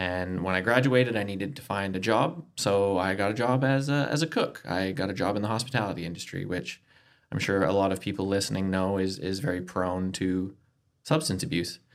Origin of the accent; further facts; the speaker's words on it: Canada; moved away as an adult; now in Adelaide, Australia; from Canada, but my wife is from Adelaide.